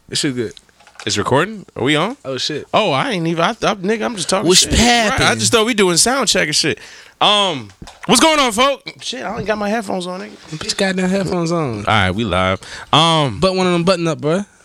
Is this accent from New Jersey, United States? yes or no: yes; Union, New Jersey, United States; also born or lived in New York; I'm from Jersey. Oh, okay, bad, bad, bad. What part? uh, Union. It's like uh, North Jersey.